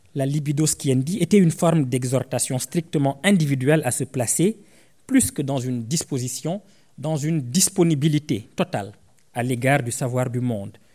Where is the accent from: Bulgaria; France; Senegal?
Senegal; Je viens d'une ethnie du Sénégal qu'on appelle les Sarars